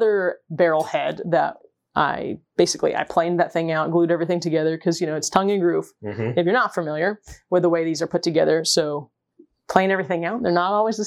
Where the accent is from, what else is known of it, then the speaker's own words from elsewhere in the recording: the South, United States; I'm from the South